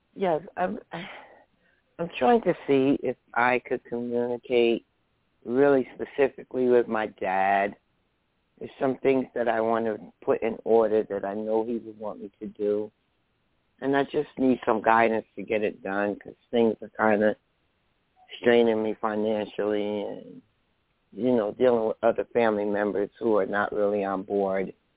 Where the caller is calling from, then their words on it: New Jersey, United States; I'm calling from New Jersey